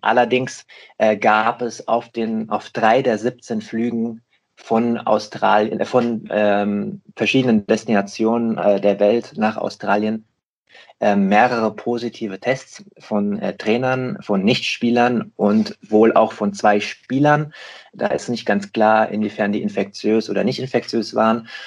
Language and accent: German; Rheingau, Hesse, Germany; now in Hamburg, Germany; aus dem Rheingau, aus meiner eigentlichen Heimat. Ich bin äh, im Lockdown sozusagen geflüchtet äh, in meine alte Heimat